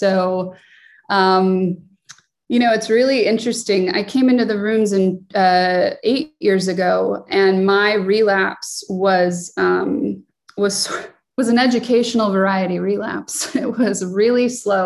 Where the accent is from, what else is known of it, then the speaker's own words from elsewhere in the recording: Chicago, Illinois, United States; I was born and raised in Chicago